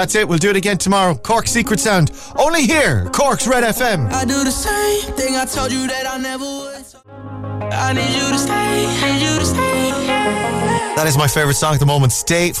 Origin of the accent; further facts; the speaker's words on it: South Africa; I suppose you get that where being a South African, you're asked, do you know any other South Africans?